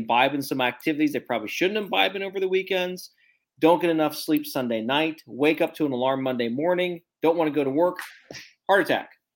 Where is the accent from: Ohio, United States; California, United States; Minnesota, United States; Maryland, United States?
Ohio, United States; moved away; my home state of Ohio